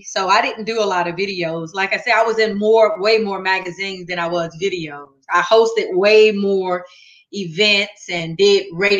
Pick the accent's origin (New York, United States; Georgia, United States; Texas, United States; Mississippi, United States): Georgia, United States; Athens; Athens, Georgia.